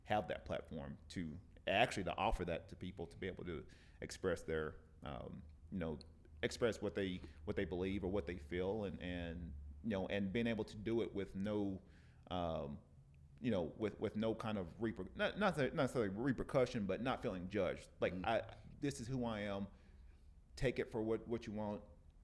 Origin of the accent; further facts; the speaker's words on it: the South, United States; I'm from the South